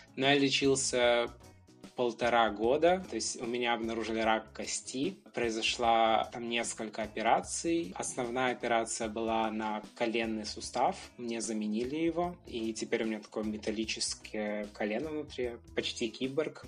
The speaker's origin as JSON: {"language": "Russian", "town": "Brest", "region": "Brest Region", "country": "Belarus", "tie": "born or raised there", "moved": "as an adult", "lives_now": "Warsaw, Poland", "said": "Я вообще родом из Беларуси. Я родился в городе Бресте в многодетной семье"}